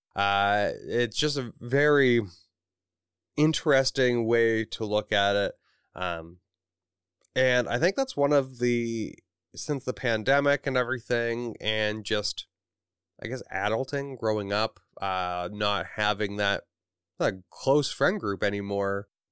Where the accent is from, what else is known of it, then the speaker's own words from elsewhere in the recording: Canada; I am from Canada.